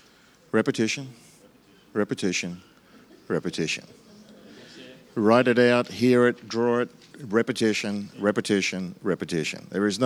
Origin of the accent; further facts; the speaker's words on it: England, United Kingdom; But ours is right because we're English, and that's the structure.